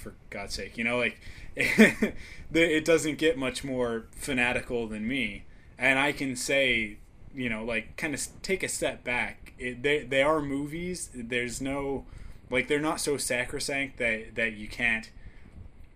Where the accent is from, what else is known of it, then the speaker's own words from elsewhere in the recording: Canada; me being the Canadian